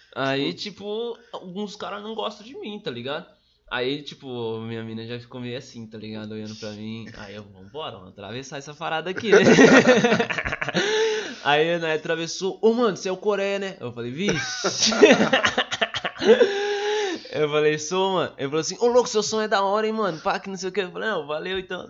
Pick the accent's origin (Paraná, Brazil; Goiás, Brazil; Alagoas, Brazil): Paraná, Brazil; Sarandi; also born or lived in São Jorge / Arizona (unclear place name) / Mandaguaçu; Sarandi, cresci lá, tipo, até uns 10 anos